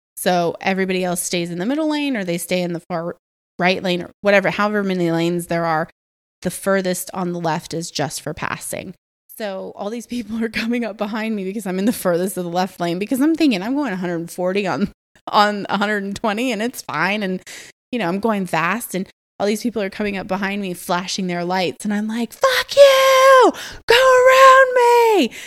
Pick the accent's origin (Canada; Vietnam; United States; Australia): United States; Atlanta, Georgia; moved away; also born or lived in France / Morocco; I come from Atlanta